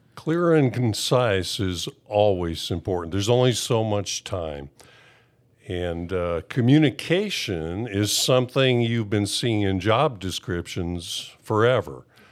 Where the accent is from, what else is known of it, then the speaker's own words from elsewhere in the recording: Wisconsin, United States; moved away as an adult; also born or lived in California; I grew up in Wisconsin, and, uh, when I was nineteen, I moved to California.